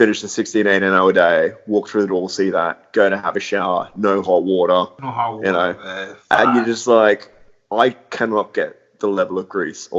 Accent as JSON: {"language": "English", "country": "Australia", "tie": "born or raised there", "also_born_or_lived": "London", "moved": "as an adult", "said": "growing up in Australia, everything was very, very casual and laid back"}